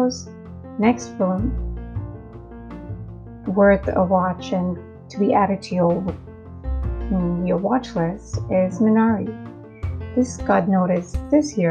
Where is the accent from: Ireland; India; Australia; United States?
India; Mumbai, Maharashtra; first language Hindi; English is a second language; I'm from India, born in Mumbai. Hindi is native to me.